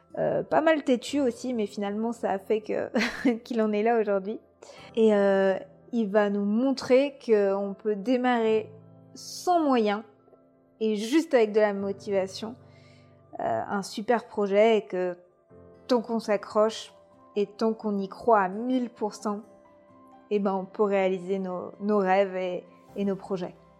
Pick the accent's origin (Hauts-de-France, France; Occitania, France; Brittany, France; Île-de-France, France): Brittany, France; moved away as an adult; also born or lived in Canada; now in Bordeaux, France; chez moi en Bretagne